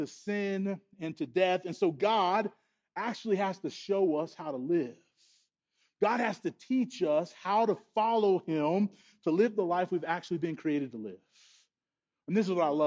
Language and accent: English; United States; as American people